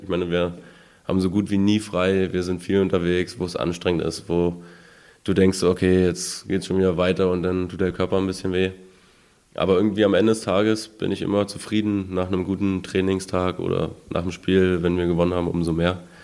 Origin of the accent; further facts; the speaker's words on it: Kyritz, Brandenburg, Germany; Also ich komme aus Küritz, also genau aus Gantikow, das ist so ein ganz kleines mhm. Dorf, so ein Ortsteil von Küritz